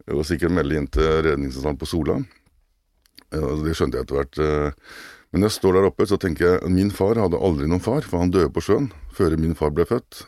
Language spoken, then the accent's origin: Norwegian; Kragerø, Telemark, Norway; moved away as an adult; also born or lived in Oslo; jeg er jo opprinnelig fra Kragerø, selv om jeg bodde i Oslo mange år